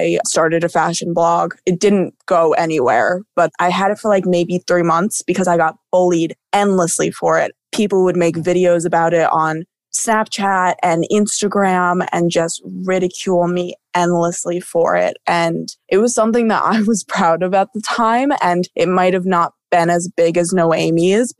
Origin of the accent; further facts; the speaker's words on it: Somers, United States; growing up in Somers